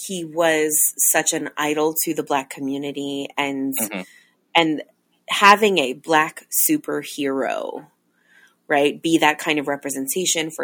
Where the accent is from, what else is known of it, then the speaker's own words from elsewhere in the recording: Long Island, New York, United States; Ralph Macchio got married in my hometown